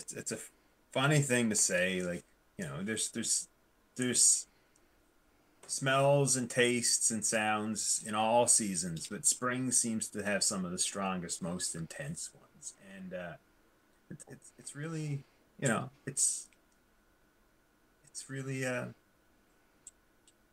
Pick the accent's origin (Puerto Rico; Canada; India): Canada; Newfoundland and Labrador; I grew up in Newfoundland